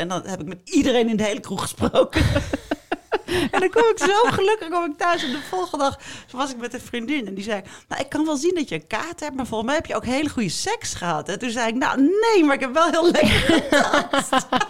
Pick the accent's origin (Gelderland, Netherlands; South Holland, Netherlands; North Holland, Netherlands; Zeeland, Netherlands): North Holland, Netherlands; Amstelveen; ik kwam uit Amstelveen. Daar was alles en iedereen heel netjes